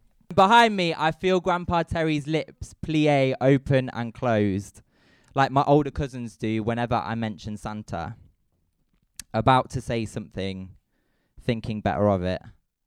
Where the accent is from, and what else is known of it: Midlands, United Kingdom; born or raised there